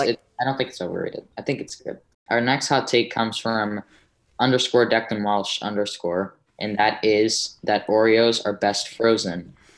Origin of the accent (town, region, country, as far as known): New York City, New York, United States